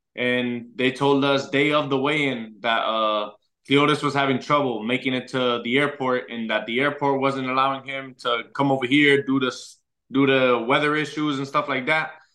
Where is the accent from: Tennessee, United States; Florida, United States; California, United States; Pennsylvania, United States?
Florida, United States; Orlando; also born or lived in Puerto Rico; my hometown